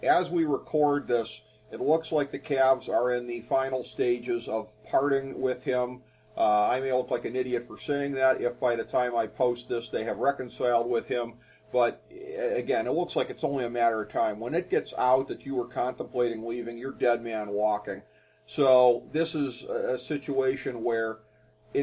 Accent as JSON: {"language": "English", "town": "Cleveland", "region": "Ohio", "country": "United States", "tie": "born or raised there", "said": "Cleveland Cavaliers, my hometown team"}